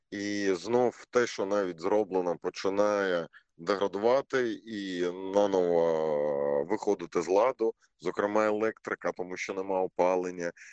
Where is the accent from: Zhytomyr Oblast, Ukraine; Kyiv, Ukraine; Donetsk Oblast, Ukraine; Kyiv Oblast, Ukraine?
Donetsk Oblast, Ukraine; Mariupol; Ми, ми кожен маріуполець розуміє, що в Києві в Києві не буває так холодно, як в Маріуполі за однакової температури.